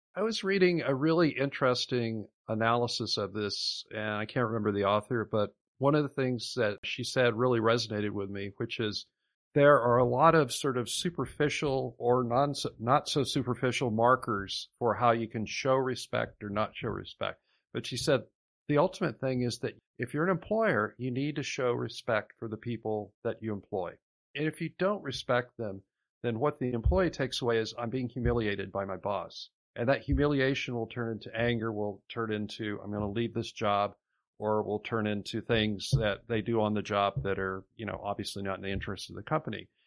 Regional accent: Iowa, United States; my home state of Iowa

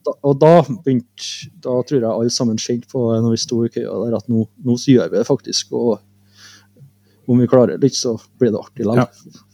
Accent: Norway; Vi er jo bare fra Norge

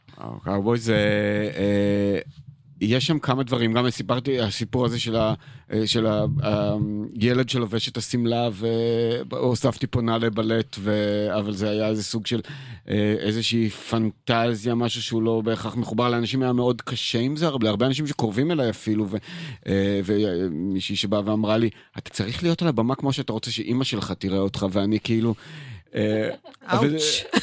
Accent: Israel; הבריחה שלי מהקיבוץ

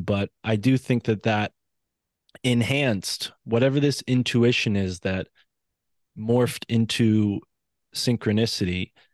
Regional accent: East Coast, United States; accent: East Coast; my East Coast accent

